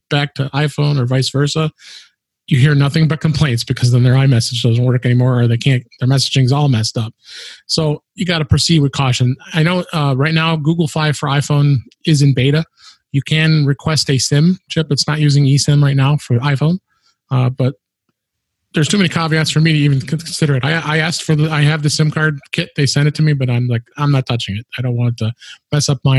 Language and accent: English; Chicago, Illinois, United States; based in my hometown, Chicago